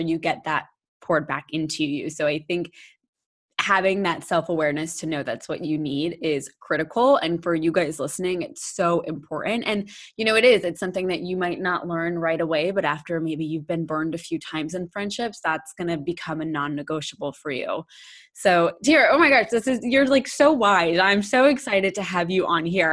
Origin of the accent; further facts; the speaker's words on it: Florida, United States; moved away; also born or lived in North Carolina; We grew up in Florida, and then our families moved to North Carolina